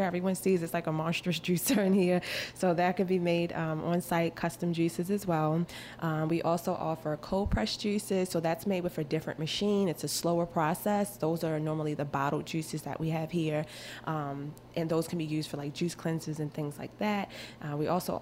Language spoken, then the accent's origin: English; Baltimore, Maryland, United States; I was born in East Baltimore, not far from Johns Hopkins Hospital